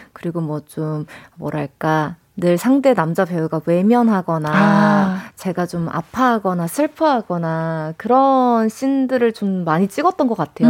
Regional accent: Busan, South Korea; accent: Busan dialect; 제가 부산 사람인데도

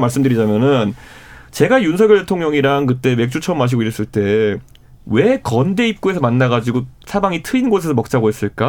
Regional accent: Seoul, South Korea; 저도 강북 출신이지만은

